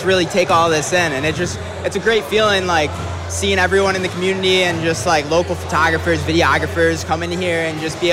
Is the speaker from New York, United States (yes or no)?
yes; Clarence, New York, United States; Adam and I grew up in Clarence, New York